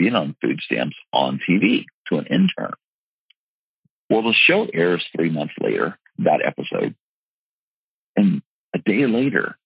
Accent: the South, United States; I'm from the South

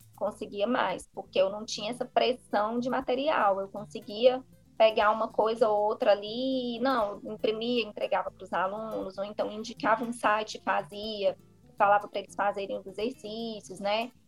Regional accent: Patos de Minas, Minas Gerais, Brazil; now in Fortaleza, Brazil; Eu sou de Patos de Minas

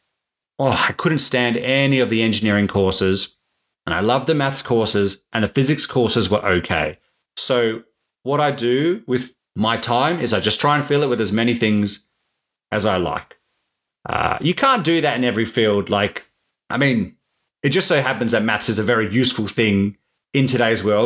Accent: Perth, Western Australia, Australia; I grew up in Perth

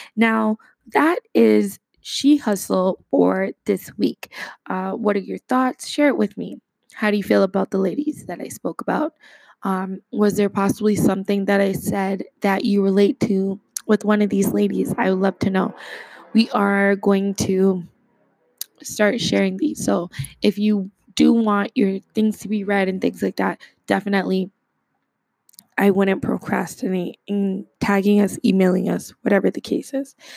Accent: Canada; as a Canadian

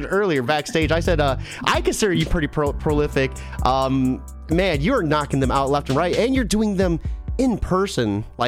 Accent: Ohio, United States; I'm from Ohio

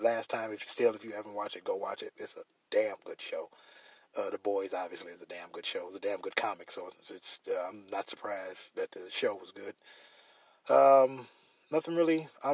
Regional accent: United States; As an American

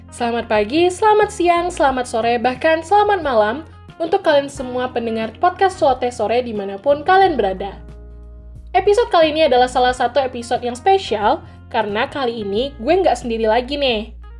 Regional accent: West Sumatra, Indonesia; mencintai kampung halaman jadi gue tetap SD di SD daerah gue

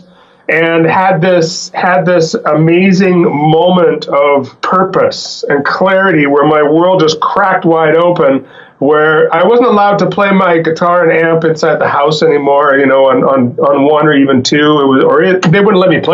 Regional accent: Fort St. John, British Columbia, Canada; now in Vancouver, Canada; I grew up in northern British Columbia

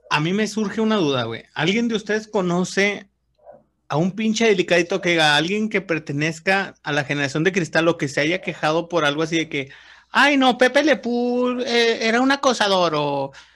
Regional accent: Mexico; como somos los mexicanos

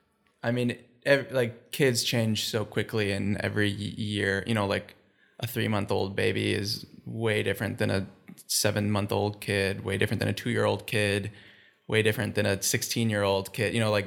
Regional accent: Minnesota, United States; born there; also born or lived in India; I was almost born in India. I was born here in Minnesota, and then I think I was like 3 months old when we moved to India for the first time. And so my first year and a half of my life was in India.

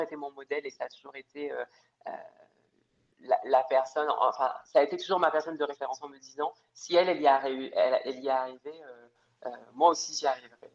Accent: Réunion; je suis réunionnaise, je vis dans une ville où euh, je pense que 70% de la population est, euh, métisse

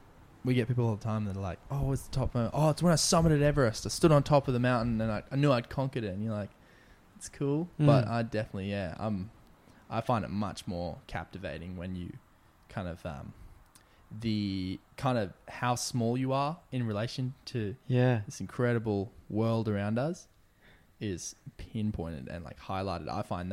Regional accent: Indonesia; growing up in Indonesia on a boat to traveling across Africa

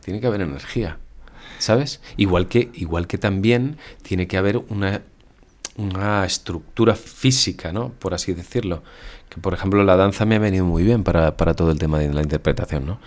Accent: Spain; also born or lived in Brussels, Belgium; nací en Bruselas. Eh, de hecho, estuve hasta los seis años en Bruselas. Y mis padres se vinieron a vivir a España.

